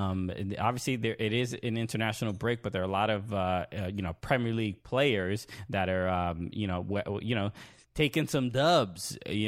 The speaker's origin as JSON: {"language": "English", "region": "New York", "country": "United States", "said": "Everyone from New York, and I'm from New York"}